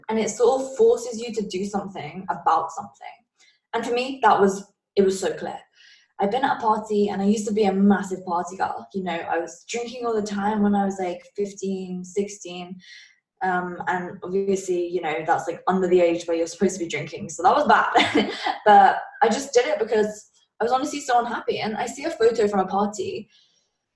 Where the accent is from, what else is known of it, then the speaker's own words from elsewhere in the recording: England, United Kingdom; I'm from England